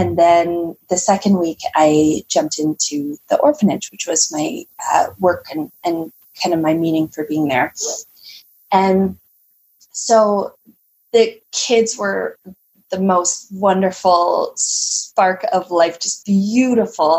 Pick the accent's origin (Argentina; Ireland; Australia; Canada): Canada; I'm from Canada, so it's it can be quite chilly here.